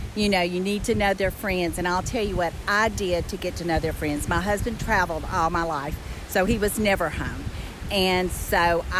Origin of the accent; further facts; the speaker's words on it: Jackson, Mississippi, United States; now in Greenville, United States; Well, originally Jackson, Mississippi. I live in Greenville, Georgia.